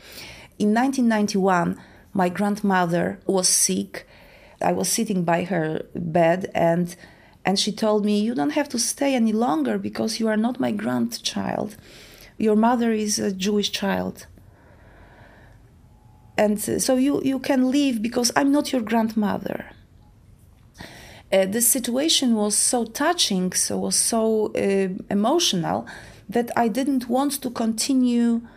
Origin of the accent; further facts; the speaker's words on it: Poland; I live in Warsaw, in Poland. I was born in Poland